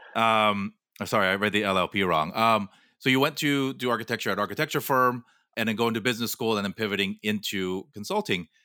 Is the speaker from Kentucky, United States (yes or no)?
no; Southern California, United States; I grew up in Southern California